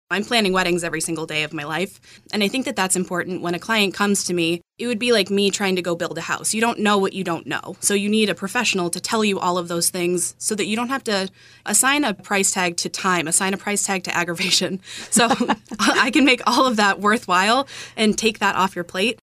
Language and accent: English; Marshfield, Massachusetts, United States; moved away; I grew up in Marshfield